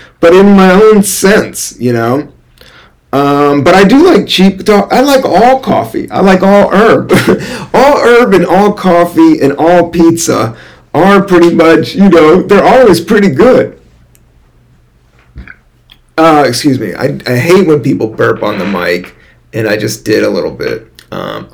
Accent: Washington, District of Columbia, United States; also born or lived in Virginia / California; now in New York City, United States; my home state, Washington, D.C. Not Virginia. I did live in Virginia for a minute.

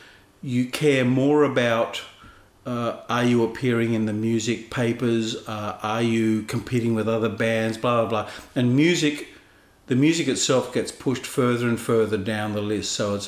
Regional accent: Sydney, New South Wales, Australia; I was born in Sydney in 1957. The house that we're in at the moment, that you and I are speaking in, mm-hmm. is my family home.

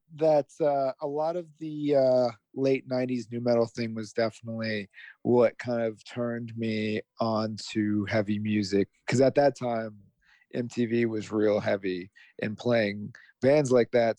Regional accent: Las Vegas, Nevada, United States; I'm from Las Vegas

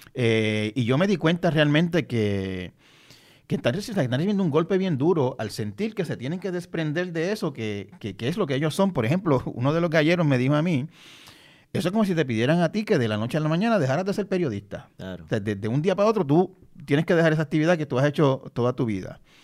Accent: Santa Isabel, Puerto Rico; En donde yo me crié en Santa Isabel

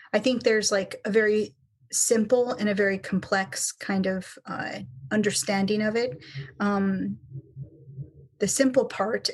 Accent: Kenai Peninsula, Alaska, United States; So I am Alaska Native. I'm an Otna person. And I grew up on the Kenai Peninsula

